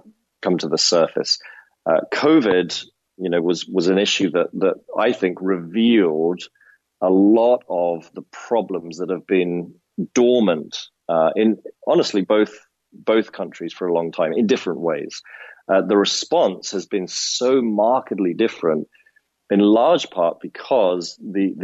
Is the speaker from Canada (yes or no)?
no; United Kingdom; moved away as an adult; now in United States; living as a Brit in America for the last 9.5 years